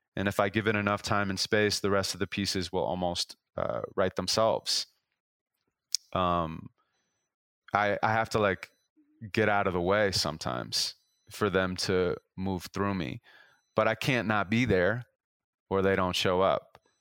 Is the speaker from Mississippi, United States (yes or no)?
no; Los Angeles, California, United States; I'm from Los Angeles